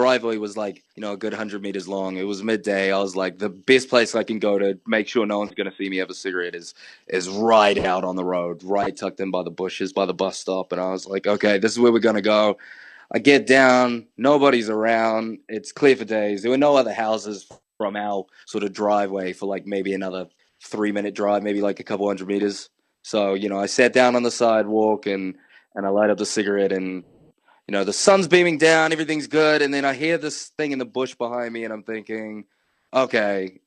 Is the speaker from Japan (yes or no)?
no; Samoa; now in New Zealand; I'm based in New Zealand, but I was raised in Samoa for a bit.